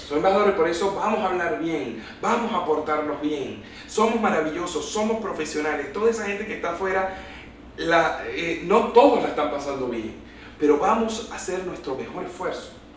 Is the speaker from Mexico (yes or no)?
no; Maracaibo, Zulia, Venezuela; qué orgullo ser hijo de esta tierra, ser hijo de esta cultura, y qué orgullo me da sentirme maravino y zuliano